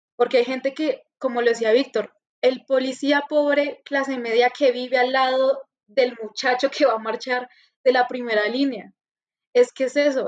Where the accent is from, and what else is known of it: Colombia